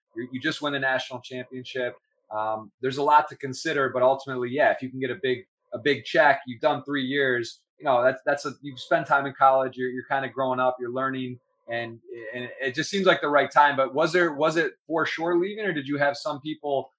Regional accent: Ann Arbor, Michigan, United States; I grew up in Ann Arbor, Michigan

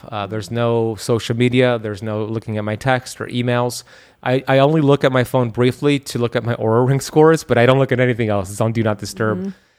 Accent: Miami, Florida, United States; I'm from Miami and I'm heat adapted.

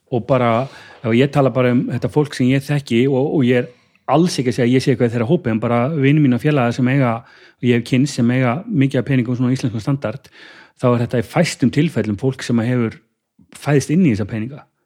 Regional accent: Kópavogur, Capital Region, Iceland; í kópaun og hérna, hérna, hérna bara hef, bjóð þar í raun og veru bara, bara, bara alin upp þar

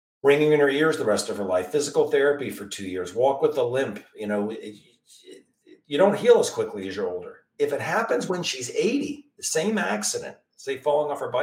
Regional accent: Maryland area, United States; I'm from the Maryland area, DC area

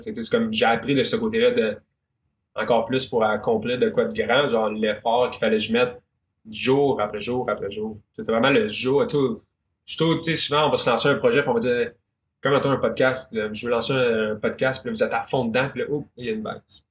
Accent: Magog, Quebec, Canada; je viens de Magog. Magog, c'est petit.

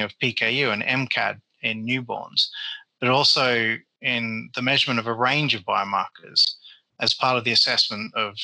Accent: Perth, Western Australia, Australia; moved away as an adult; also born or lived in Germany; now in United Kingdom; my hometown of Perth in Western Australia

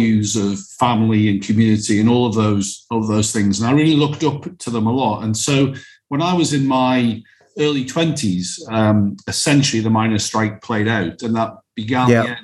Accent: Alnwick, North East England, United Kingdom; I grew up in the Northeast, as you said. I had a lovely upbringing. I grew up in a town called Alnwick.

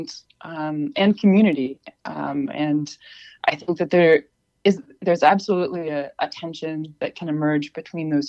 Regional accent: Peterborough, New Hampshire, United States; also born or lived in Keene, New Hampshire; now in Oberlin, United States; I mostly grew up in Peterborough. I was born in Keene

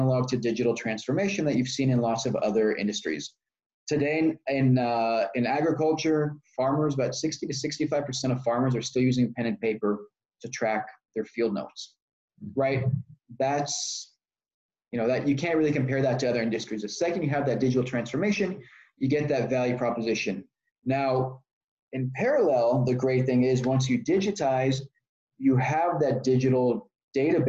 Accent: Austin, Texas, United States; also born or lived in Israel / New York; I grew up in Texas, born in Israel, grew up in Texas

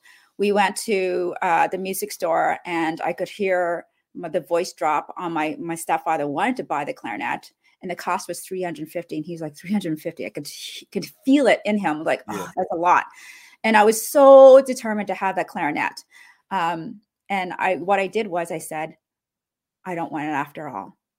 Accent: Cambodia; born there; also born or lived in Canada; Well, I grew up. I was born in Cambodia during one of the roughest time in the country. So that was the genocide.

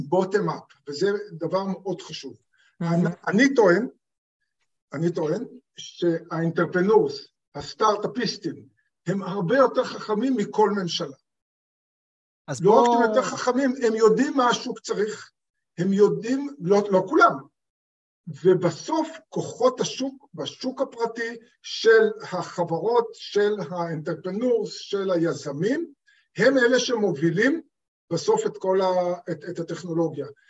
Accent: Israel; כי אני בא מקיבוץ, במקורי אני בן קיבוץ

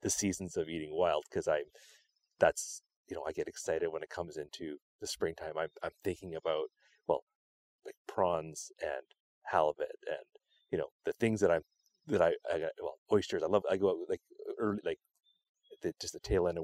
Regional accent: Vancouver, British Columbia, Canada; I grew up in Vancouver

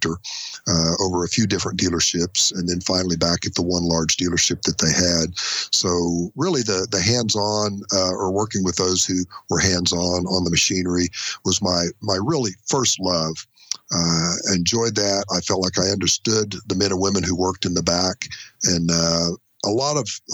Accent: Norman, Oklahoma, United States; The hometown is Norman, Oklahoma. We're just south of Oklahoma City. I was actually raised in the country out east of here a ways

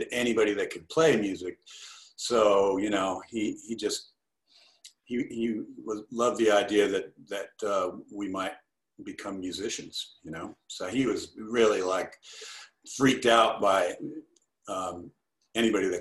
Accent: Los Angeles, California, United States; I grew up kind of in Westwood and Bel Air

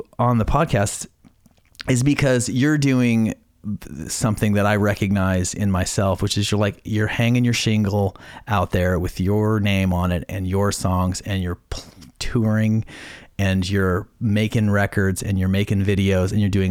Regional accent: southern Idaho, United States; I grew up in southern Idaho in a small town.

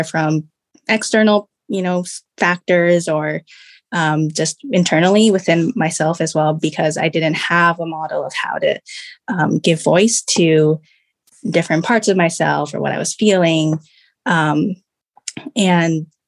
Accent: Rochester, Minnesota, United States; moved away as an adult; also born or lived in China / Bay Area, California; we moved to a town called Rochester, Minnesota. And that's where I grew up most of my life until college.

